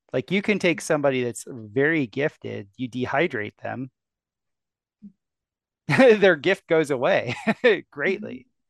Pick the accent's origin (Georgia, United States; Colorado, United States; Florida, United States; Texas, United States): Florida, United States; South; I grew up in South Florida